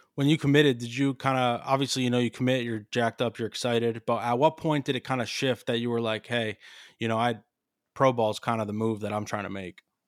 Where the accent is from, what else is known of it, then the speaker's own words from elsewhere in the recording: Allentown, Pennsylvania, United States; I'm from Allentown. I'm literally from, like, the Lehigh Valley